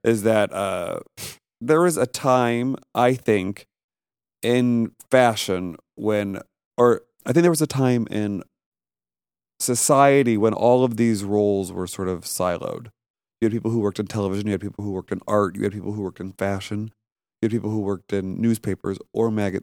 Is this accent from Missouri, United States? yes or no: yes; St. Louis, Missouri, United States; moved away as an adult; also born or lived in New York; I grew up in Saint Louis, Missouri